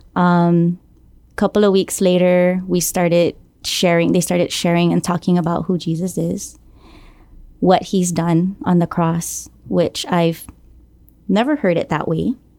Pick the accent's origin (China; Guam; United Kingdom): Guam; Born and raised here on Guam, um, from the village of Jonia